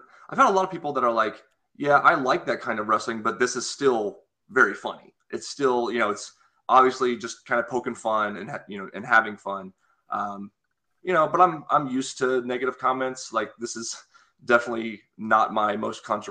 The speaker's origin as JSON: {"language": "English", "country": "United States"}